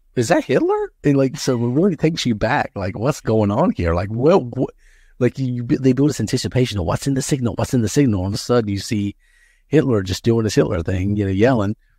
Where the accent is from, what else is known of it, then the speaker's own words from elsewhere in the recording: the Bible Belt, United States; I grew up in the Bible Belt